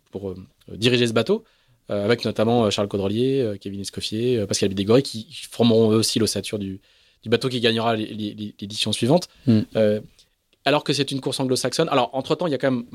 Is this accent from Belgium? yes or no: no; France; accent: French; c'est mon accent, euh, c'est mon accent français